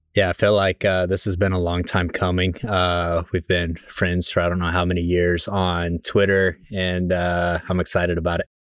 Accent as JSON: {"language": "English", "town": "Midland", "region": "Texas", "country": "United States", "tie": "born or raised there", "said": "I grew up in West Texas in a place called Midland, Texas"}